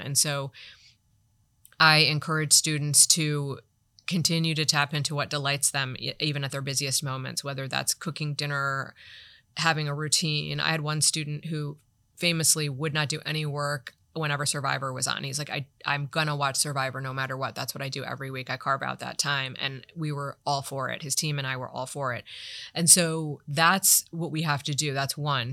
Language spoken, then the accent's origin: English; Toledo, Ohio, United States; moved away; I worked in my hometown, Toledo, Ohio, Lucas